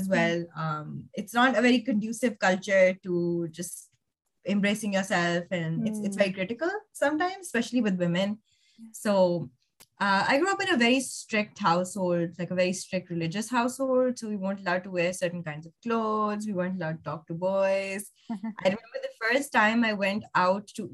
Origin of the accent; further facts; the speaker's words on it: Lahore, Punjab, Pakistan; moved away as an adult; I grew up in Lahore, which is a big city in Pakistan.